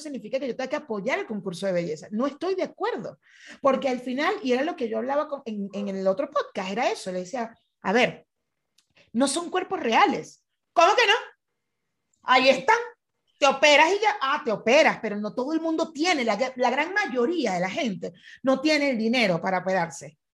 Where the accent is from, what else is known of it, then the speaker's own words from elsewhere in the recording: Venezuela; fui criada en Venezuela